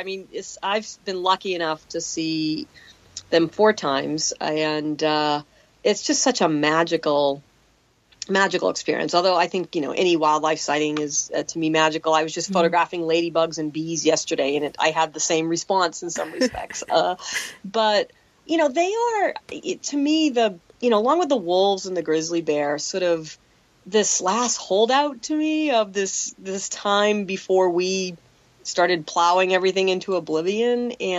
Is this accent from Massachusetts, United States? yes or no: yes; Boston, Massachusetts, United States; now in California, United States; I grew up in Massachusetts, and you know, I'm a proud Bostonian, but a Californian by choice.